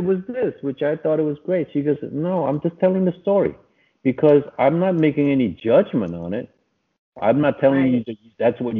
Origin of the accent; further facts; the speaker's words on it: New York, United States; we're both from New York